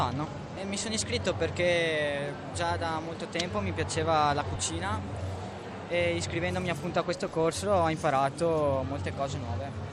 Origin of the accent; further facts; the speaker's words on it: Valenza, Piedmont, Italy; Di Valenza, provincia di Alessandria. Piemonte.